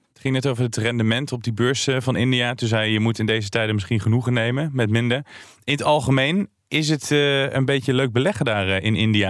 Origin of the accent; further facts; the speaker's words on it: Tiel, Gelderland, Netherlands; ik ben geboren in Tiel